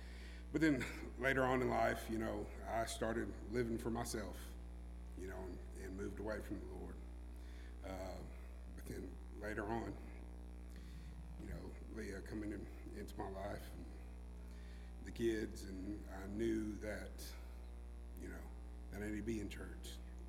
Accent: Manchester, United States; also born or lived in Panama; I grew up in Manchester, but I wasn't born there. I was born in Panama. We moved, I guess, probably in, I was 6 years old, 5 years old, somewhere around that age.

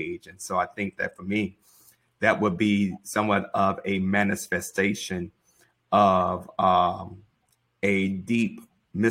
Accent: Mississippi, United States; also born or lived in St. Louis, Missouri; now in Charlotte, United States; I am a native of Mississippi, a little town called Mount Casello.

